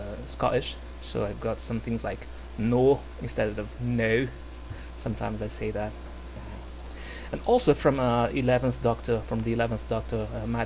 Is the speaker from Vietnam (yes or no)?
no; Brazil; English is a second language; I'm from Brazil